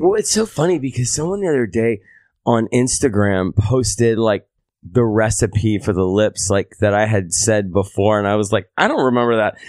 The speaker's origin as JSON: {"language": "English", "town": "Seaford", "region": "Delaware", "country": "United States", "tie": "born or raised there", "also_born_or_lived": "Mississippi", "moved": "yes", "lives_now": "New York, United States", "said": "I'm from the East Coast, um, d, uh, small town called Seaford, Delaware"}